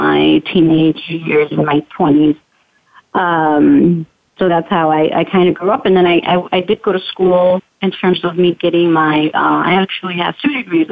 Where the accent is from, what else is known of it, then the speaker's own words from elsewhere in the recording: Chicago, Illinois, United States; born and raised in Chicago, on the north side of Chicago